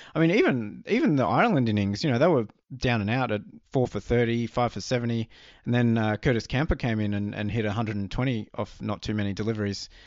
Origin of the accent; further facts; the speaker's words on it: Australia; growing up in Australia